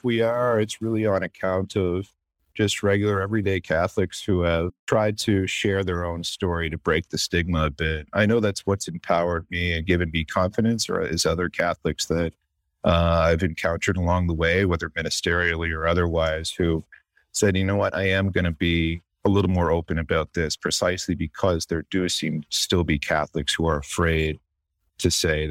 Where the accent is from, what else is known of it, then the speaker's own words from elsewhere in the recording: Canada; now in United States; but I am Canadian. And I've been in this country 10 years